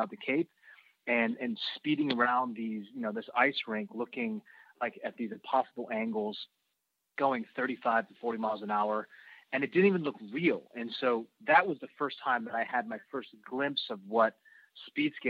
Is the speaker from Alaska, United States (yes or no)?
no; Seattle, Washington, United States; I grew up in the Seattle area in the Pacific Northwest